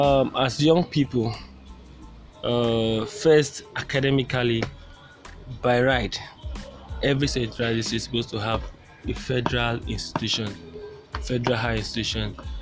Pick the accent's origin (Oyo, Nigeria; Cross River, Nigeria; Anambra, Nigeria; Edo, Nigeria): Cross River, Nigeria; Ikom; from Ecom Local Government, Cross River State.